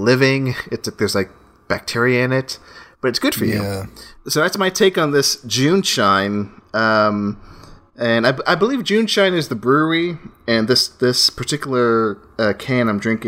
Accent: Austin, Texas, United States; I'm from Austin, Texas

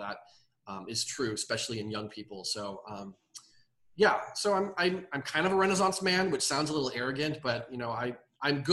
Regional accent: Dallas, Texas, United States; moved away as an adult; also born or lived in New York / San Francisco / Harlem; we moved back to Dallas, where I grew up. I grew up in Dallas

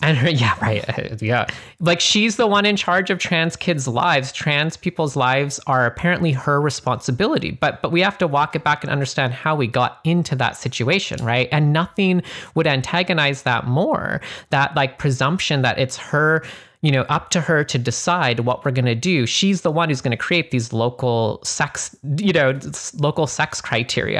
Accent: Canada; moved away; I'm originally from Canada

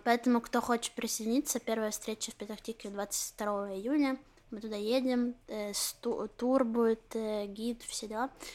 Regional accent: Ukraine; now in Israel; я украинская еврейка, говорю раджар

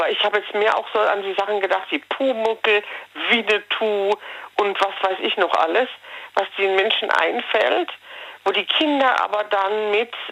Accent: Germany; Gott sei Dank darfst du bei uns in Deutschland deinem Kind nicht jeden Namen geben.

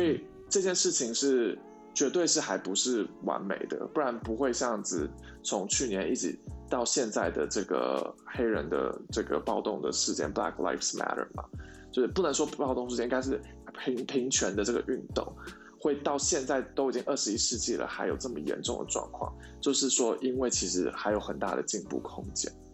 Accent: Taiwan; moved away as an adult; now in United States; 我是台湾人

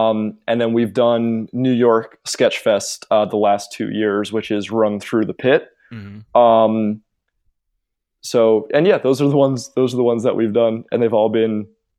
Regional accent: England, United Kingdom; growing up as like a weird kid and having this identity of like, oh, I'm from England.

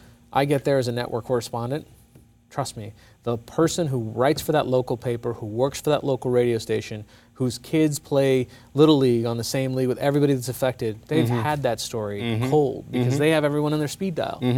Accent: United States; also born or lived in India; I've grown up here. I owe a tremendous amount to the United States

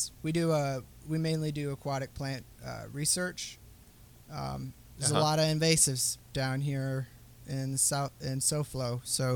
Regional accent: Gainesville, Florida, United States; now in Miami, United States; I live in Miami. I was born in Gainesville

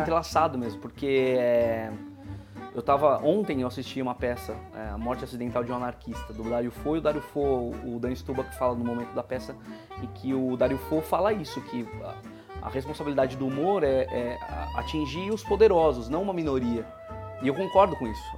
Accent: Atibaia, São Paulo, Brazil; now in São Paulo, Brazil; eu nasci em Atibaia e eu estudei teatro lá, e é uma cidade interior

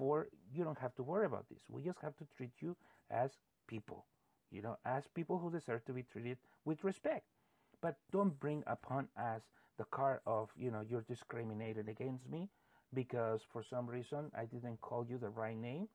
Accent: United States; we as American citizens

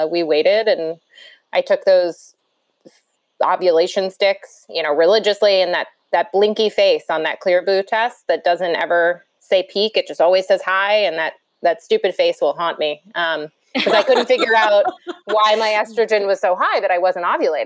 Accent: New York City, New York, United States; I grew up in New York, as I said, New York City

